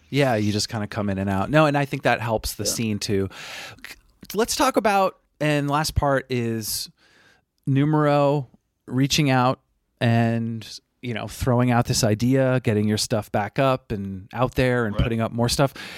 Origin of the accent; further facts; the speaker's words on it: Burlington, Vermont, United States; moved away; I'm originally from Burlington. Vermont